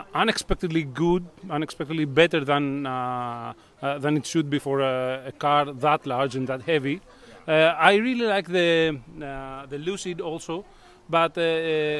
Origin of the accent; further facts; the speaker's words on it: Greece; I am from Greece